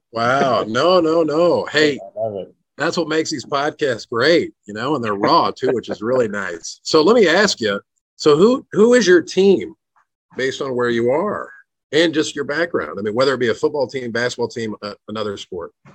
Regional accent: Walnut Creek, California, United States; moved away as an adult; now in Tennessee, United States; grew up in Walnut Creek

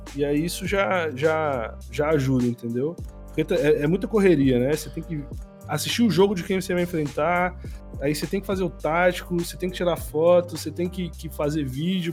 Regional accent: Brasília, Federal District, Brazil; moved away as an adult; now in São Paulo, Brazil; eu estava em Brasília, eu sou de Brasília

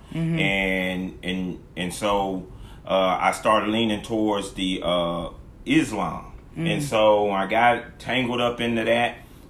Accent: Killeen, Texas, United States; raised in a church, so I would walk to Sunday school. Mm-hmm. It was a couple of blocks from my house. I was raised in Killeen.

